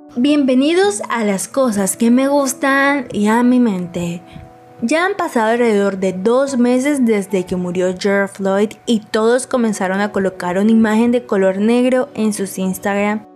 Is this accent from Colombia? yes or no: yes; Colombia; como colombianos